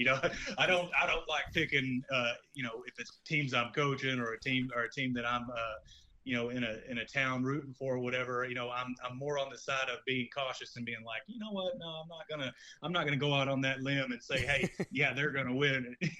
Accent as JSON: {"language": "English", "town": "Buna", "region": "Texas", "country": "United States", "tie": "born or raised there"}